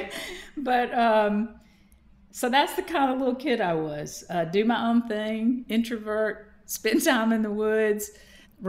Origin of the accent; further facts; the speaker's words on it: Madison, Georgia, United States; accent: Southern; I was raised in Madison, Georgia. My mother still lives in the home that I was raised in as a kindergartner on up